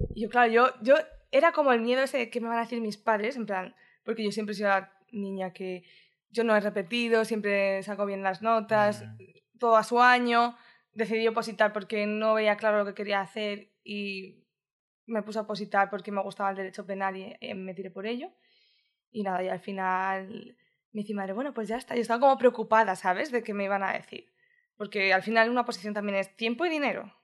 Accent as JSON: {"language": "Spanish", "town": "Madrid", "region": "Community of Madrid", "country": "Spain", "tie": "born or raised there", "also_born_or_lived": "Barcelona", "moved": "as an adult", "lives_now": "Brisbane, Australia", "said": "yo nací en Madrid. O sea, que realmente sí que soy ah, madrileña"}